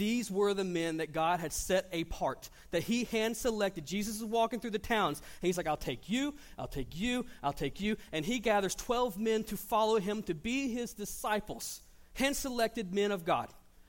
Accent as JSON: {"language": "English", "town": "Panama City", "region": "Florida", "country": "United States", "said": "I came from Panama City, Florida. Fishing's a little different there than it is here."}